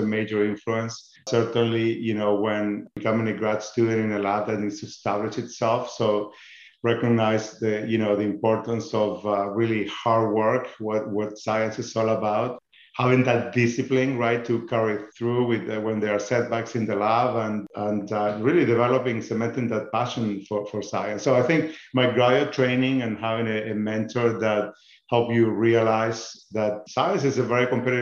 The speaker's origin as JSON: {"language": "English", "region": "northern Patagonia", "country": "Chile", "tie": "born or raised there", "moved": "as an adult", "lives_now": "United States", "said": "I grew up in a beautiful town in Chile, in the northern Patagonia"}